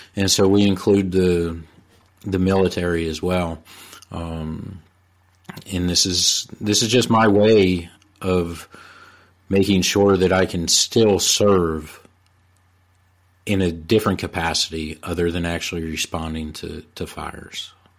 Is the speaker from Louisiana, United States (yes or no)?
no; Bergen County, New Jersey, United States; moved away as an adult; now in North Carolina, United States; I'm originally from Bergen County, New Jersey, uh, and I moved down to North Carolina in, in the early nineties